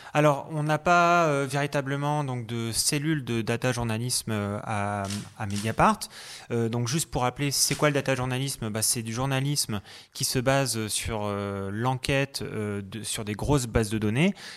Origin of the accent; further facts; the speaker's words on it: Brittany, France; moved away as an adult; also born or lived in Germany; chez moi en Bretagne